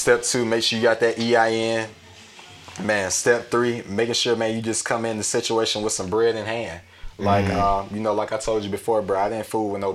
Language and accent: English; Hampton, Georgia, United States; my hometown of Hampton